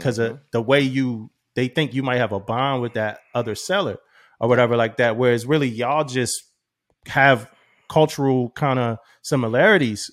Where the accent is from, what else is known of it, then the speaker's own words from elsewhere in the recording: Philadelphia, Pennsylvania, United States; moved away as an adult; growing up in Philly